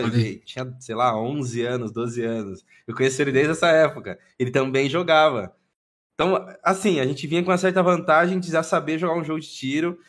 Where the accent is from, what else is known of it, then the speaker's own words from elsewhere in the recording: Londrina, Paraná, Brazil; E sou de Londrina, Paraná. Paranazão, pé vermelho